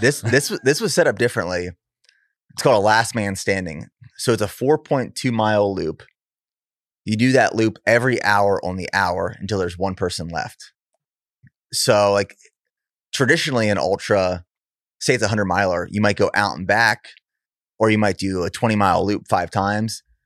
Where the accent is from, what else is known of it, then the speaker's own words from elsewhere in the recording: Pennsylvania, United States; I'm from Pennsylvania originally